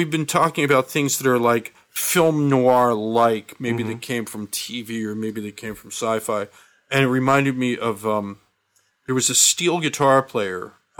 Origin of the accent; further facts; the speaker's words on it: Philadelphia, Pennsylvania, United States; now in Los Angeles, United States; You know, I grew up in Philadelphia.